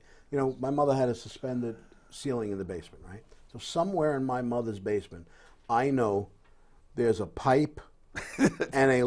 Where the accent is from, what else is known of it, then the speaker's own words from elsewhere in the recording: New York, United States; we're from New York